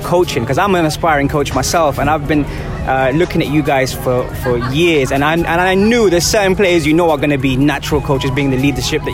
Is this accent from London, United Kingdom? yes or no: yes; London, United Kingdom; now in United Arab Emirates; I'm from London